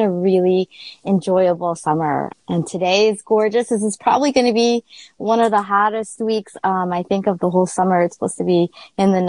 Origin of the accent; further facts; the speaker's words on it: Maine, United States; moved away as an adult; now in Connecticut, United States; I'm actually from Maine. I moved here in 2008.